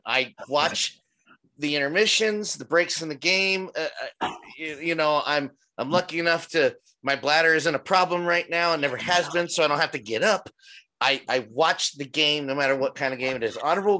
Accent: Philadelphia, Pennsylvania, United States; I come from Philadelphia

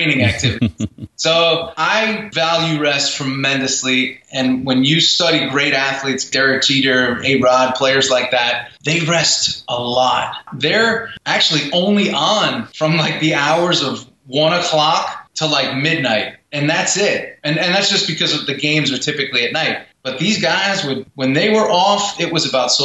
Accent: New York, United States; I'm from New York

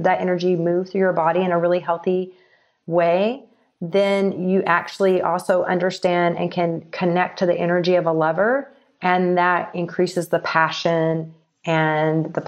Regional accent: Texas, United States; moved away as an adult; also born or lived in Los Angeles; growing up in Texas and living in the Bible Belt

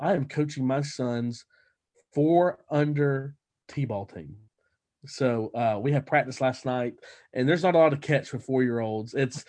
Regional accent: Alabama, United States; moved away as an adult; now in Dallas, United States; this will be my third spring in Texas, and the previous two we've had one tornado up here in Dallas. Now, where I grew up in Alabama, we had tornadoes all the time.

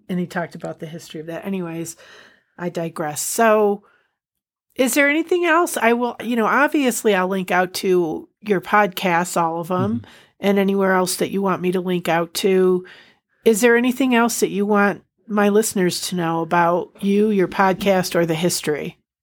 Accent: United States; we're we're American

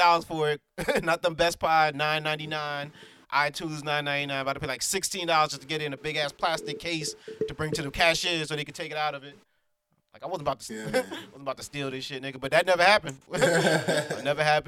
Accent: New York City, New York, United States; we're from New York City

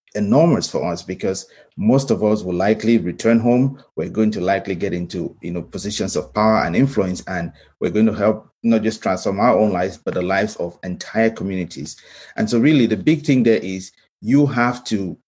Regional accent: Cameroon; moved away as an adult; now in United States; I grew up in Cameroon

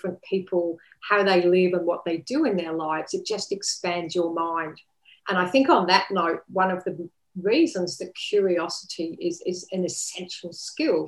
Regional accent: England, United Kingdom; now in Sunshine Coast, Australia; I'm originally from England.

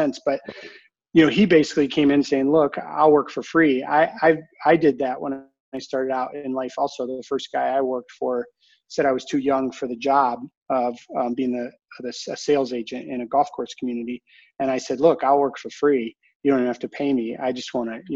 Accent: Ann Arbor, Michigan, United States; also born or lived in Arizona; I grew up in Ann Arbor

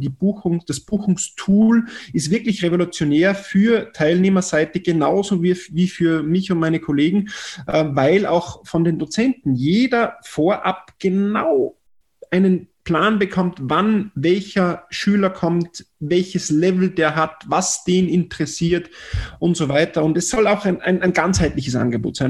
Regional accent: Tennengau, Salzburg, Austria; ich bin in Salzburg geboren, Salzburger Land, im Tennengau, 20 Kilometer südlich der Stadt, äh, in einem kleinen Dorf mit knapp 2000 Einwohnern

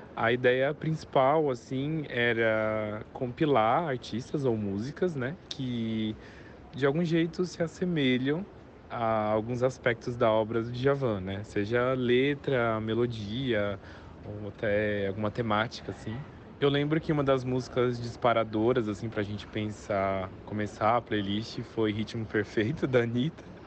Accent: São Paulo, Brazil; eu sou daqui de São Paulo

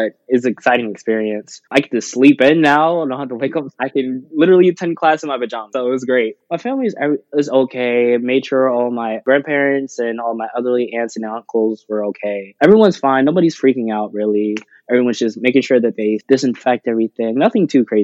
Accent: Columbia, Maryland, United States; also born or lived in Baltimore, Maryland; I was born in Baltimore, Maryland, and then my family moved 20 minutes away to a town called Columbia, Maryland, where I grew up, and I live now to this day.

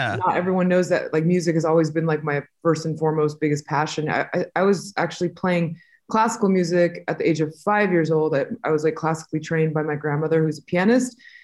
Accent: Southern California, United States; also born or lived in Montemorelos, Nuevo León, Mexico / Inland Empire, California / Los Angeles; we moved to America in the late '80s when I was about 5 or 6 years old, and I lived in Southern California, for most of my life.

